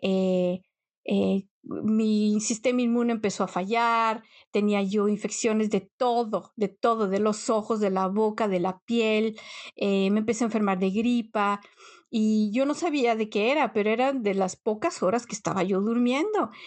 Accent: Mexico; moved away as an adult; now in Netherlands; cuando vienes de México, llegas acá y de pronto es casi como abrir y cerrar los ojos, llevas más tiempo en un país extranjero que en el país donde naciste

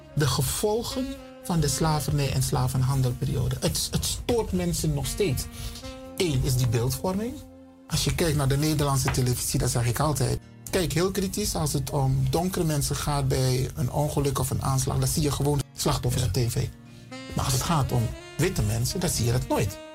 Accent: Suriname; now in Netherlands; Ik ben een Surinamer. Ik ben geboren in Suriname. Ik woon in Nederland, maar oorspronkelijk kom ik uit Afrika

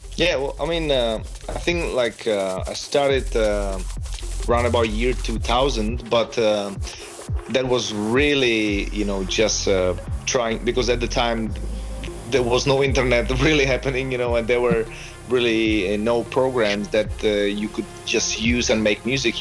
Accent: Prague, Czechia; also born or lived in Australia; I'm originally from Prague, Czech Republic, and, and basically I spent my childhood

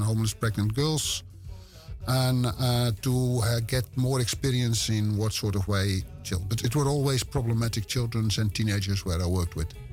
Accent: West Friesland, North Holland, Netherlands; accent: West Frisian; English is a second language; I'm born in Zwartdijk. And ah. I grew up in Howard. And those are two villages next to each other in West Friesland. It's in Noord-Holland

